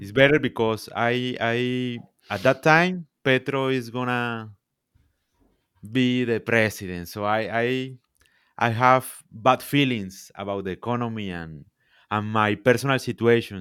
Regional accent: Santa Marta, Magdalena, Colombia; English is a second language; I am from, from Colombia, I am from Santa Marta

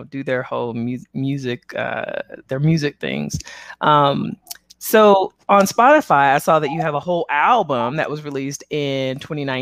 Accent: Las Vegas, Nevada, United States; I am from here, born and raised here.

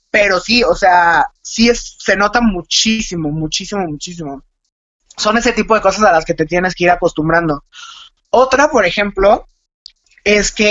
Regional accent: Mexico; porque en México comemos muchísimo picante

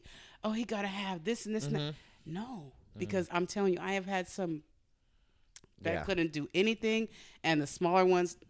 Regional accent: Modesto, California, United States; I grew up in Modesto.

